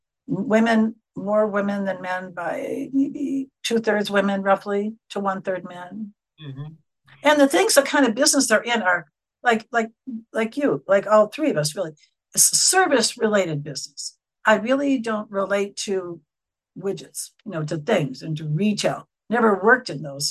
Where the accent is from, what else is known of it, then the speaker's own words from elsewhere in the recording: Wisconsin, United States; accent: very nasal; moved away as an adult; When I came out here in 95 and I'd start talking, they say, where are you from? I'd say, Wisconsin